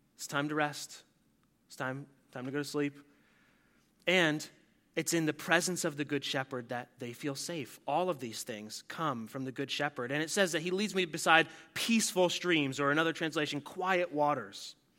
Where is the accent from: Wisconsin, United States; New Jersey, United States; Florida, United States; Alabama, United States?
New Jersey, United States; I'm from New Jersey